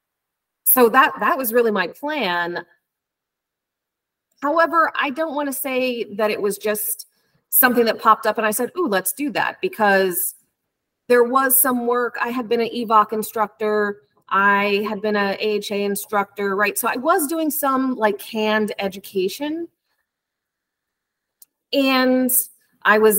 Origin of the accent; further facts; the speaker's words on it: New Jersey, United States; moved away as an adult; now in New York, United States; So I'm originally from New Jersey.